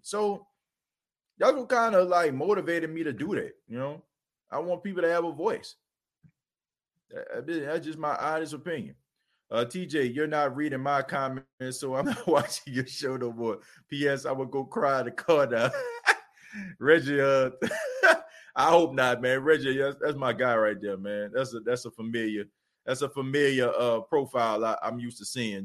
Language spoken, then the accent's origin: English; New Orleans, Louisiana, United States; I'm from New Orleans, born and raised there.